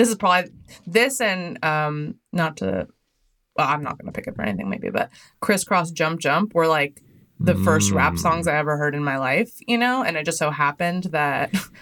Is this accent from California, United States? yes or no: yes; Torrance, California, United States; I grew up in Torrance